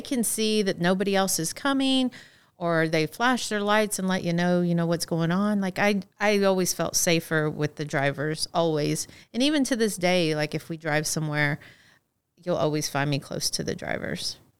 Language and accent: English; Texas, United States; moved away as an adult; I'm from Texas